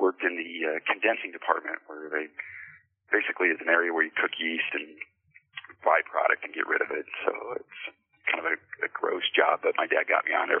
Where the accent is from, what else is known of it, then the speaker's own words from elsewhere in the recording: Arvada, Colorado, United States; not only am I a native of Colorado, I'm a native of Arvada. I've lived here for 55 years